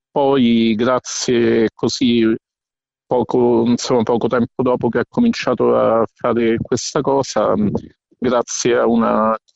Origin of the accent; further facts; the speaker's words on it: Rome, Lazio, Italy; mh, mm, sono di Roma, eh, sono anche il eh, coordinatore regionale Lazio